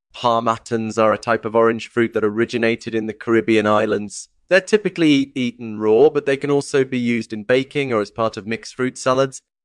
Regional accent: Maine, United States; I was born and raised in Maine

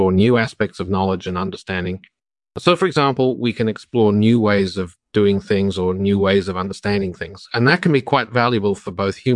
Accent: Newton, Massachusetts, United States; I was actually born in Massachusetts.

